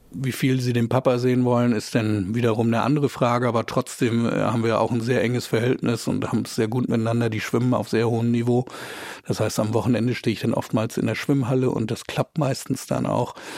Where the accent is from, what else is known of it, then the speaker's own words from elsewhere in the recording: Flensburg, Schleswig-Holstein, Germany; Ich war äh, damals auch natürlich als Teil der dänischen Minderheit an der dänischen Schule in Flensburg